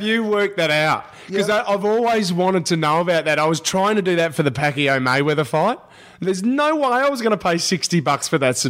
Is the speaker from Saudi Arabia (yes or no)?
no; Adelaide, South Australia, Australia; moved away as an adult; now in Sydney, Australia; I grew up in Adelaide and moved now to Sydney